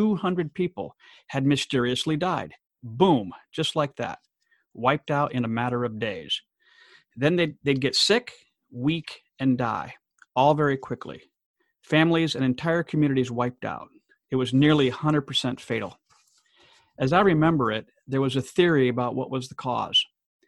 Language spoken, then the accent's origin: English; DR Congo; growing up in the Democratic Republic of Congo in Central Africa